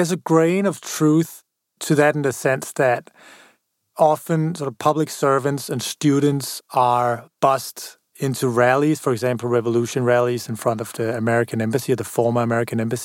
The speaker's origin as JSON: {"language": "English", "country": "Denmark", "said": "a blonde, blue-eyed guy from Denmark"}